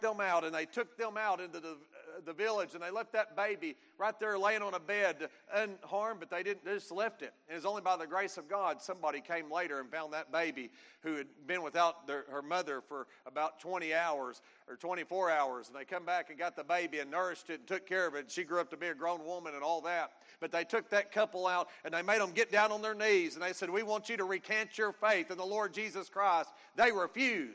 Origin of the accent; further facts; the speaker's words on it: United States; being an American